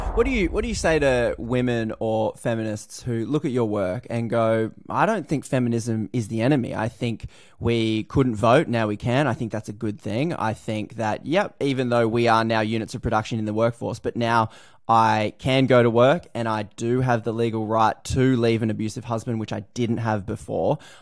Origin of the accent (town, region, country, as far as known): Australia